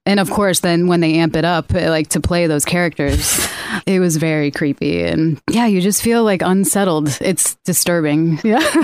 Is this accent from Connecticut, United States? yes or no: yes; Connecticut, United States; moved away; I'm also from Connecticut